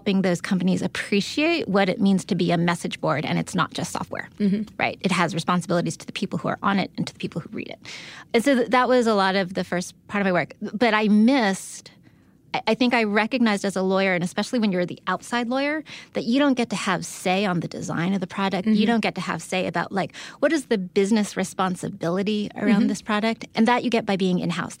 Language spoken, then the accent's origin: English; San Diego, California, United States; I'm from San Diego